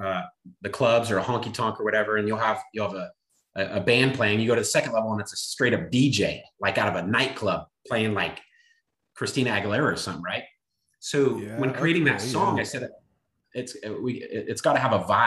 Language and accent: English; California, United States; I grew up in California